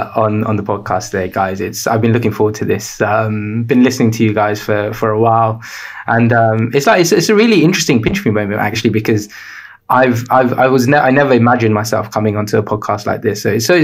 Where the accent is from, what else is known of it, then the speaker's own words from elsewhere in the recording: Sri Lanka; born there; I was born in Sri Lanka. My parents are Sri Lankan.